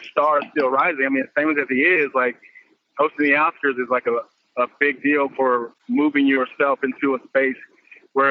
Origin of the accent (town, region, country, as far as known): Compton, California, United States